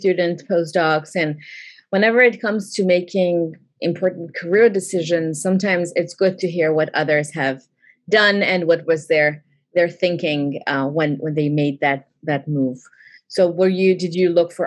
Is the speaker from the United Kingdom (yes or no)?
no; Canada; moved away as an adult; also born or lived in New York; now in United States; I'm Canadian.